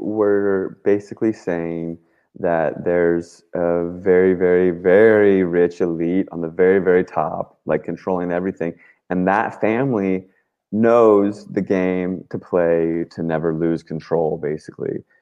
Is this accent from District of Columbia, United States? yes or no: yes; Washington, District of Columbia, United States; I grew up in Washington, D.C.